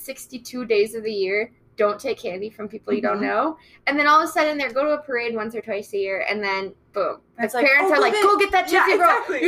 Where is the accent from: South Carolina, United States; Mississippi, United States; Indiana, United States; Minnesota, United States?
Minnesota, United States; Cokato / Dassel area; my hometown of, like, the Cokato Corn Carnival or Dassel Red Rooster Days.